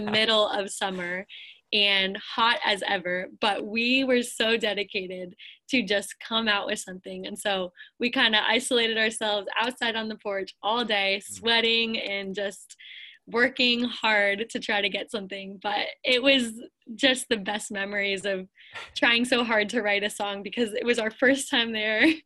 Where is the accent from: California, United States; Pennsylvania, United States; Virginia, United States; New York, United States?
Pennsylvania, United States; moved away as an adult; also born or lived in Lakeland, Florida; I grew up in Pennsylvania